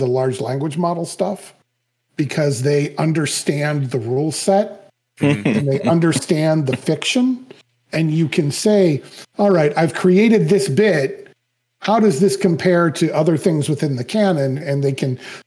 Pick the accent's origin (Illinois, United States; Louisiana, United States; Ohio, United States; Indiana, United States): Ohio, United States; Cleveland; my hometown of Cleveland